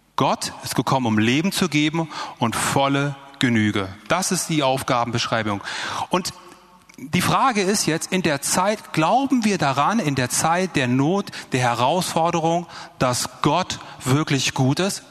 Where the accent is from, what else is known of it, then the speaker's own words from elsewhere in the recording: Germany; die kommen aus Deutschland. Ich und mein Bruder